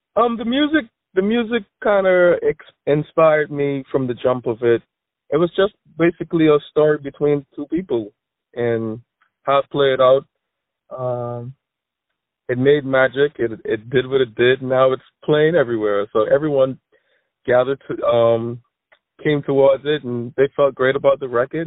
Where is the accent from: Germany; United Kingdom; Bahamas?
Bahamas; now in Florida, United States; I am from the Bahamas, but I am residing in Florida at the moment.